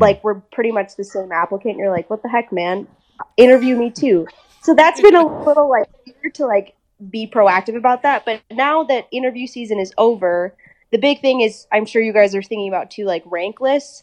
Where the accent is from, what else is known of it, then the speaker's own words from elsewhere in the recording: Minnesota, United States; accent: American; also born or lived in England; we eventually moved to good old Minnesota, and then I've been there ever since